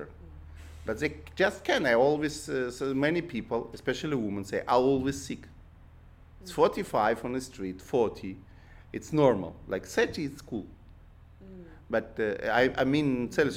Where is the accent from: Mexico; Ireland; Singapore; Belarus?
Belarus; English is a second language; also born or lived in Israel; now in Brooklyn, United States; I was born in Belarus